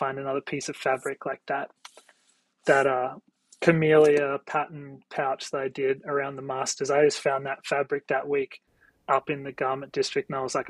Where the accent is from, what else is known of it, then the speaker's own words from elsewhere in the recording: Australia; now in New York, United States; You know, I moved from Australia to New York for a job, and I had a really successful career here in New York